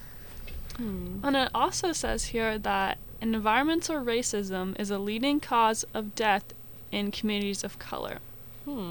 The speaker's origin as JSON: {"language": "English", "area": "near Cedar Rapids", "region": "Iowa", "country": "United States", "said": "I'm from, like, near Cedar Rapids"}